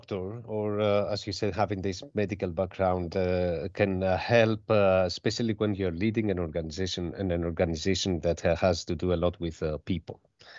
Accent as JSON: {"language": "English", "country": "Greece", "tie": "born there", "said": "Well, about myself, I was born in Greece, and I've graduated the medical school in one of our universities in Thessaloniki."}